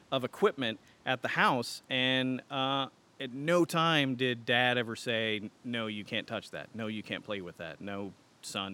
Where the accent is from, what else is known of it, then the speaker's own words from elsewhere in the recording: Garland, Texas, United States; I grew up around here. I grew up in Garland